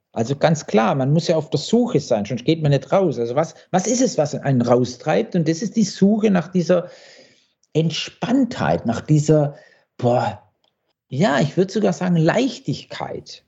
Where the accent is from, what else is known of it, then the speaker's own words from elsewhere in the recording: Blaubeuren, Baden-Württemberg, Germany; also born or lived in Wippingen; das ist ja mein Blaubeuren und Wippingen, wo ich groß geworden bin